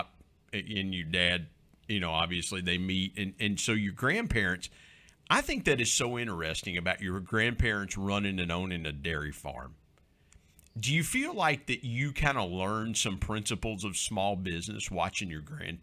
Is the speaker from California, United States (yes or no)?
no; Southern Ohio, United States; also born or lived in Belpre, Ohio; I grew up in Southern Ohio